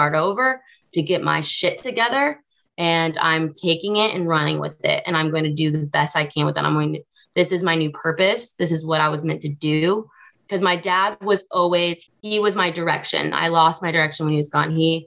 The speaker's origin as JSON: {"language": "English", "region": "the South", "country": "United States", "tie": "born or raised there", "said": "I grew up in the South."}